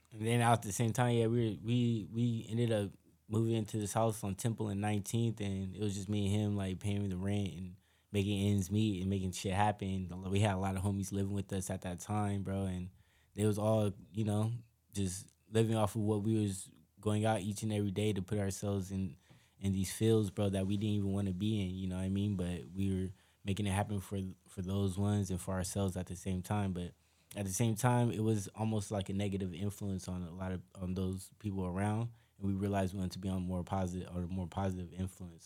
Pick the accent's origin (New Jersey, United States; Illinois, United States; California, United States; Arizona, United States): California, United States; Long Beach; we were always hung around the same circle growing up in Long Beach